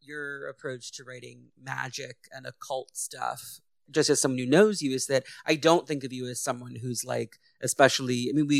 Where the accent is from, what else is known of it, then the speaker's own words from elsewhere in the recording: England, United Kingdom; with the added bonus that I am an English white woman.